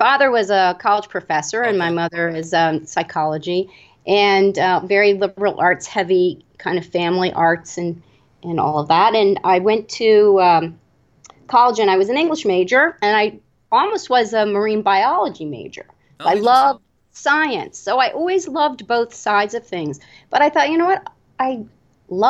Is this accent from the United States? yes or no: yes; Annapolis, Maryland, United States; I grew up in Annapolis, Maryland, which is a historic town.